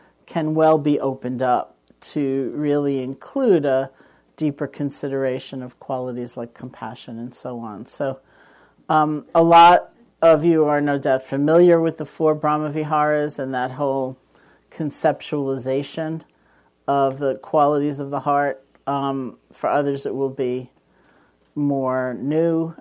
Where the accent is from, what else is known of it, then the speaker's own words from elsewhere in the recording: New York, United States; I'm from New York